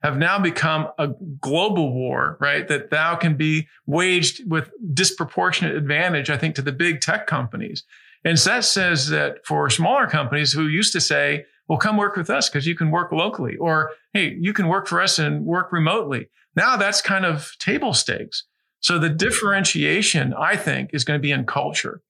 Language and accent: English; Fairfax, Virginia, United States; also born or lived in Washington, D.C.; now in Oregon, United States; I was born in Washington, D.C., grew up in Fairfax, Virginia, and then lived in a couple other different states before I went to school here in Oregon